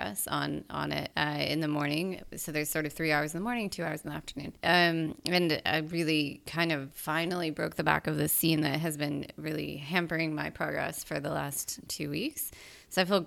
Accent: United States; we're both American.

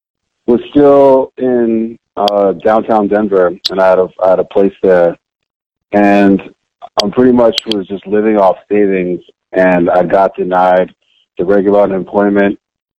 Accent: Monrovia, Montserrado, Liberia; also born or lived in New Jersey, United States; now in United States; because I was born in Jersey and then immediately moved to Monrovia, Liberia, where my mother is from, and my father is from Sierra Leone

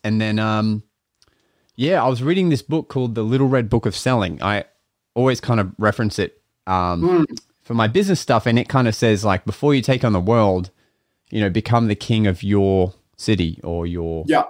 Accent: Australia; I ran my advertising Australia-wide, like my, you know, my Google ads, and I just presented myself as like an Australian magician that could be booked

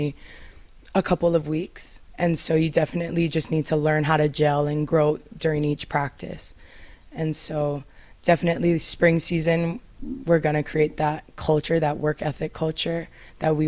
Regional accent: Kaneohe, Hawaii, United States; also born or lived in Texas; born and raised in Kanohe on the east side of Oahu

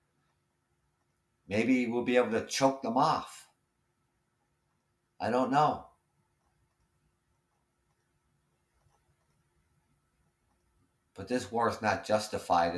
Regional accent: Ontario, Canada; I am Canadian and I am from Ontario, Canada.

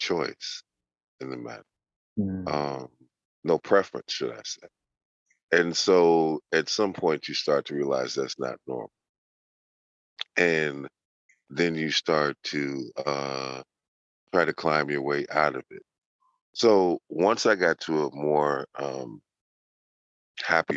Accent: Chicago, Illinois, United States; born and raised in Chicago, Illinois.

